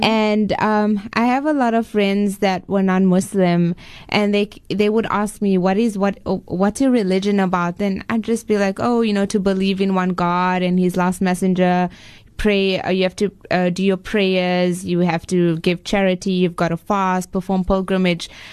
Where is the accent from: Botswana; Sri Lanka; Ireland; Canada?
Botswana; moved away as an adult; now in Cape Town, South Africa; I was actually born in Cape Town. Okay. and uh, when I was two years old, my parents moved to Botswana. So I was brought up in Botswana.